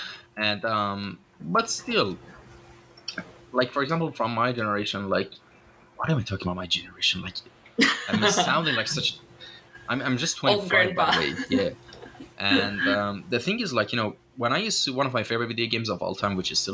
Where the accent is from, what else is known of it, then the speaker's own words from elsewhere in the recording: Iran; English is a second language; when I tell them I'm Iranian, they usually get disappointed for some reason.